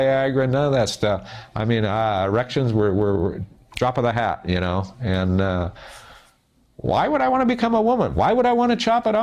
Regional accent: South Gate, California, United States; I was raised in Southgate, California

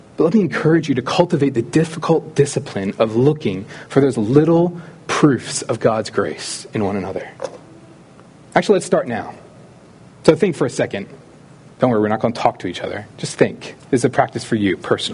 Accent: Philadelphia, Pennsylvania, United States; I grew up in the Philly area

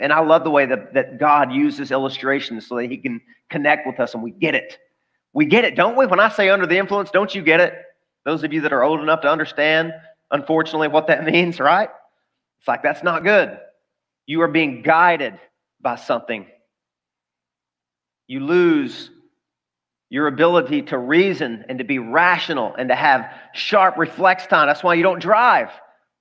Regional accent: the South, United States; I grew up in the South.

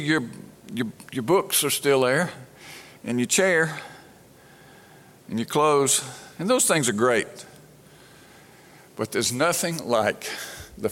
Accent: Brandon, Mississippi, United States; when I was a little boy growing up in Brandon, Mississippi

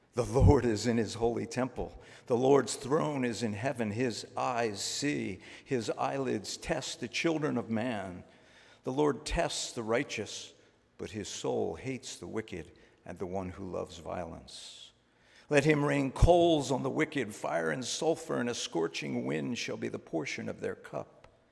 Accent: Philadelphia, Pennsylvania, United States; moved away as an adult; now in Maine, United States; I'm from Philadelphia

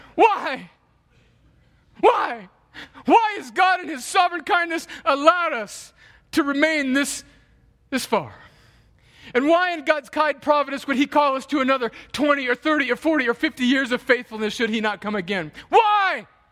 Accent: United States; as American Christians

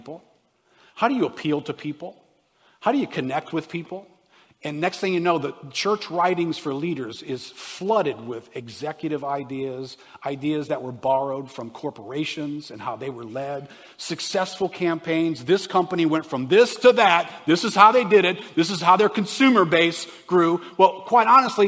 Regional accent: United States; I'm an American.

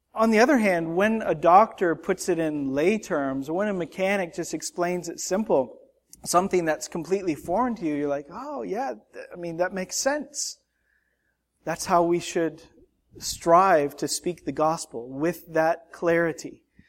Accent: Canada; now in United States; As a Canadian citizen with an American spouse

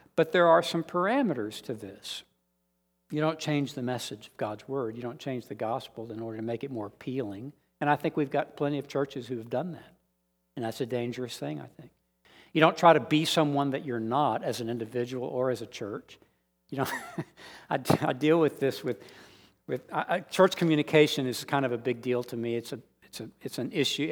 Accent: San Antonio, Texas, United States; born or raised there; moved away as an adult; also born or lived in Austin

